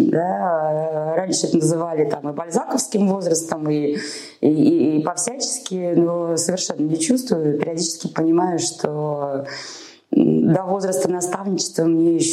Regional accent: Moscow, Russia; работала в больнице Московской мэрии, я родом из Москвы.

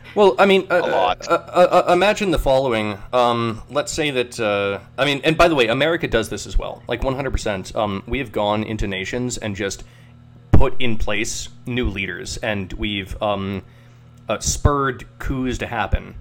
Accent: United States; I'm an I'm an American

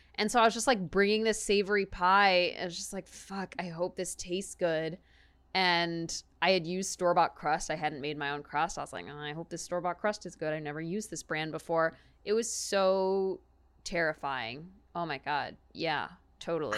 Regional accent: Texas, United States; growing up in Texas

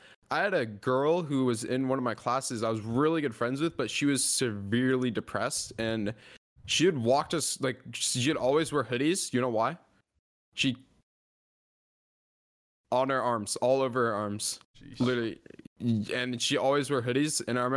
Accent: Atlanta, Georgia, United States; born there; But I was born in Atlanta, actually.

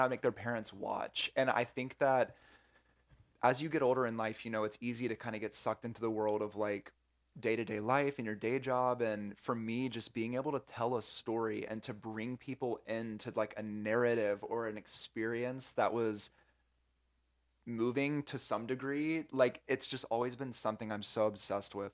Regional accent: North Carolina, United States; moved away as an adult; now in California, United States; I'm from the Southeast originally in North Carolina

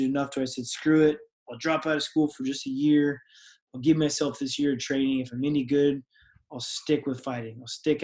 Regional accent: Angels Camp, California, United States; also born or lived in Colorado; now in Southern California, United States; I grew up in a small town called Angels Camp, California, up in NorCal, about an hour and a half east to Sacramento

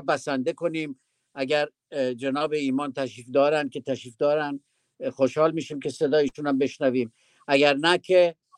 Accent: Iran; در وطنمون در ایران

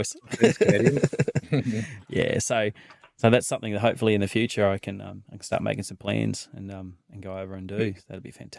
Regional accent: Queensland, Australia; I grew up out in the Darling Downs at the other side of Toowoomba there. And we used to travel into a little place called Dalby.

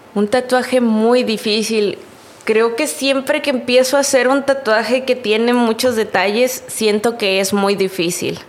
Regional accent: Río Bravo, Tamaulipas, Mexico; yo soy de Río Bravo

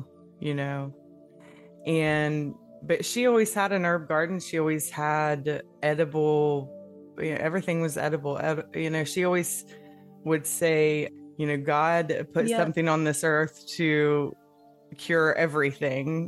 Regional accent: Appalachia, United States; we're both from, you know, Appalachia, and that's really what you grow up with. But we, growing up in the Bible Belt

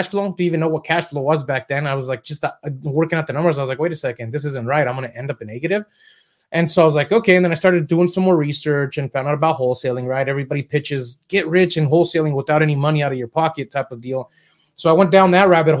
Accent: Southern California, United States; also born or lived in Mexico; I was raised in Southern California

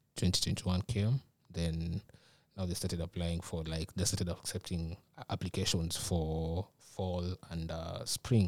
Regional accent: Nairobi, Kenya; moved away as an adult; now in Minnesota, United States; I'm from, uh, Nairobi, Kenya.

